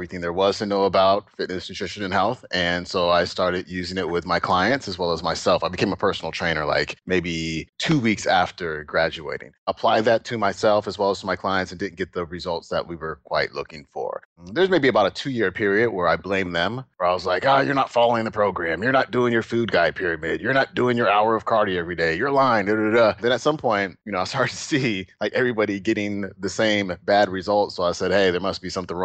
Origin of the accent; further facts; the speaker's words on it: Alameda, California, United States; also born or lived in Oakland, California; we moved from Oakland, where we were fairly well off